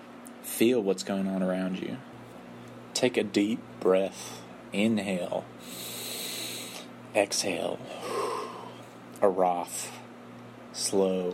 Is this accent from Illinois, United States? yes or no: no; West Texas, United States; where I'm from in West Texas and where we're from in southern Wales, my family